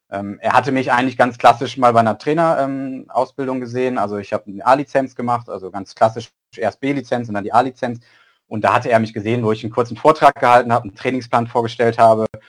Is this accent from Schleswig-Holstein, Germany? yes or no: yes; Schleswig-Holstein, Germany; moved away as an adult; also ich komme eigentlich aus Schleswig-Holstein